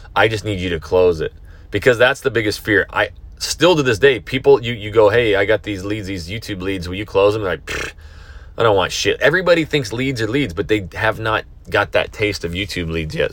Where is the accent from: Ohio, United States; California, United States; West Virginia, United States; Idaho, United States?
Idaho, United States; moved away; back to Idaho, my hometown